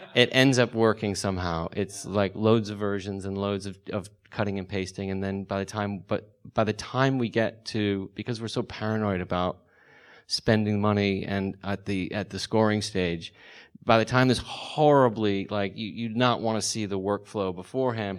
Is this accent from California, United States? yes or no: yes; the Valley, California, United States; I'm from the Valley